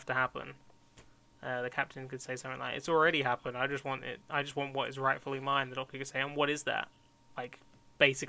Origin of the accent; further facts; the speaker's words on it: United Kingdom; we're British.